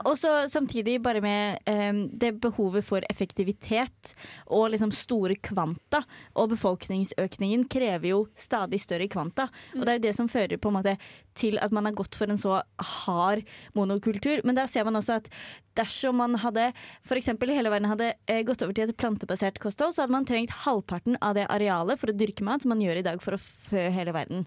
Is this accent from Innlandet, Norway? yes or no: yes; Hedmark, Innlandet, Norway; Jeg er fra Hedmark